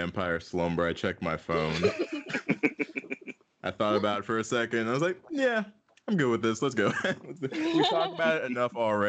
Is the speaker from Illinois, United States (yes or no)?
yes; Chicago, Illinois, United States; moved away as an adult; now in Los Angeles, United States; I'm from Chicago originally, but once I came